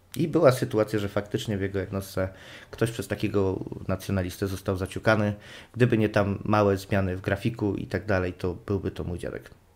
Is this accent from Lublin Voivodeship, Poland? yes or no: no; Silesian Voivodeship, Poland; jestem Ślązakiem. W moich rodzinnych stronach